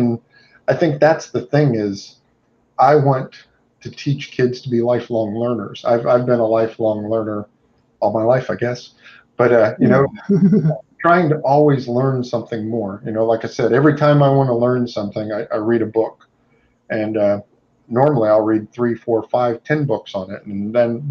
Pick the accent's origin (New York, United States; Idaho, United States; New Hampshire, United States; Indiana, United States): Indiana, United States; now in Southeast United States; I moved there from Indiana. I'm originally from Indiana